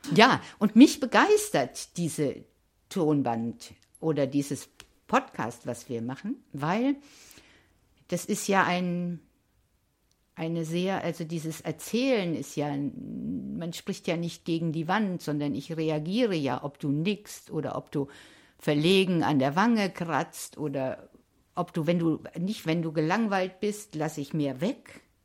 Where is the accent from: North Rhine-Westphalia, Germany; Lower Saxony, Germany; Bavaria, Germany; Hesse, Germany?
Hesse, Germany; ich bin ja auch äh, in Hessen geboren